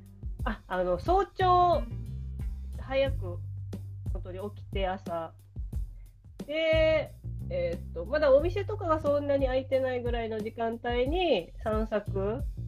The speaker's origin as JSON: {"language": "Japanese", "region": "Ehime", "country": "Japan", "tie": "born or raised there", "said": "私の地元の愛媛"}